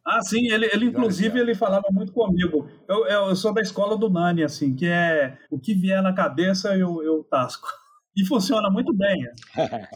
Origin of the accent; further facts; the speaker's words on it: Manhuaçu, Minas Gerais, Brazil; moved away; eu nasci em Manhuaçu